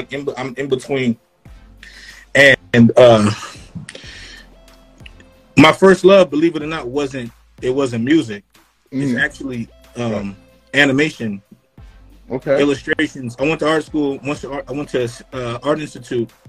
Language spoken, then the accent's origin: English; Florida, United States; also born or lived in Rochester, New York; from I'm from Florida. Yeah. Um, and yeah. And upstate New York from uh, from from from Rochester, right?